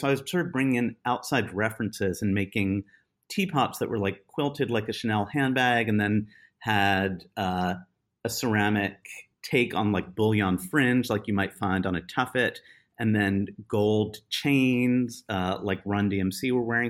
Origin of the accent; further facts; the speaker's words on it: United States; I am obviously American